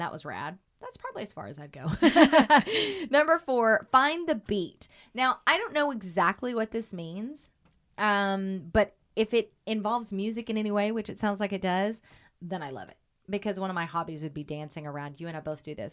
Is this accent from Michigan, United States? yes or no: no; Oklahoma, United States; moved away; when I was a kid, growing up in Oklahoma